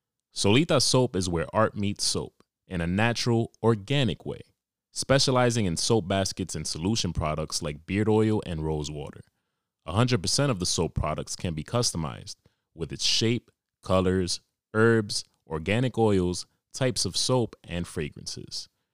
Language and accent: English; Australia; accent: Australian; As you can tell by my accent, I'm from Australia.